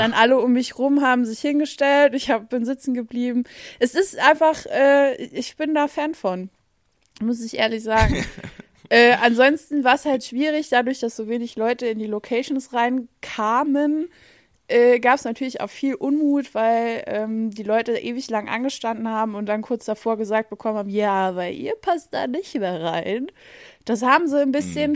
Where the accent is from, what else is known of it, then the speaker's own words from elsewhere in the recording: Saarland, Germany; bei uns im Saarland